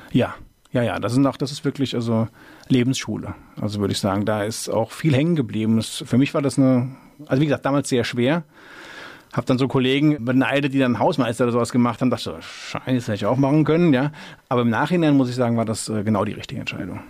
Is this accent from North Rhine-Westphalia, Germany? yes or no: no; Mainz, Rhineland-Palatinate, Germany; ich bin also direkt in der Altstadt aufgewachsen, also in der Filzbach, wie man so schön sagt. Ich bin echte Mainzer, so im Schatten des Doms